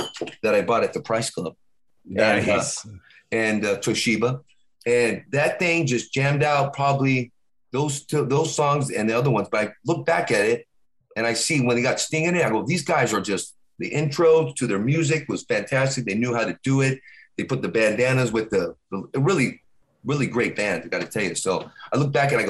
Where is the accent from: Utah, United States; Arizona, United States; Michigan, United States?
Arizona, United States; Tucson; I'm from Tucson, Arizona